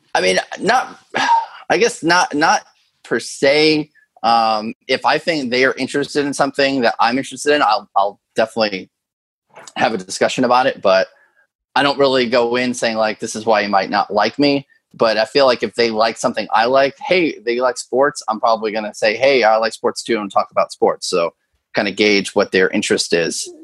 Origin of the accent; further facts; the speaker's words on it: Connecticut, United States; moved away as an adult; also born or lived in the Carolinas; now in New York City metro area, United States; growing up in Connecticut, I just had a different lifestyle